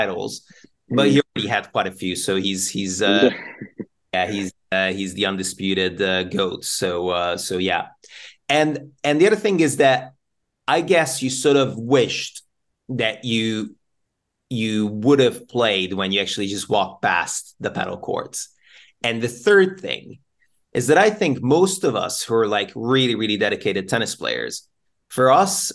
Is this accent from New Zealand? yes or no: no; Budapest, Hungary; now in United Kingdom; we are from both from Budapest